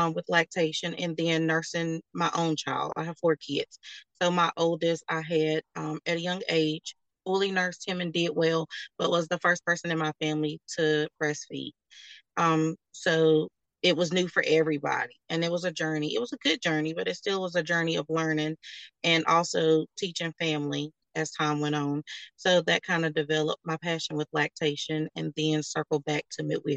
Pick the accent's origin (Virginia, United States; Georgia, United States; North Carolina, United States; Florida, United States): North Carolina, United States; I'm born and raised in North Carolina